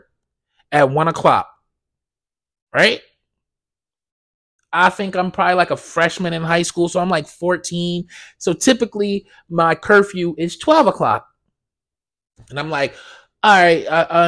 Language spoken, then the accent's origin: English; Blackwood, New Jersey, United States; I grew up in Blackwood. And if you're from Blackwood, New Jersey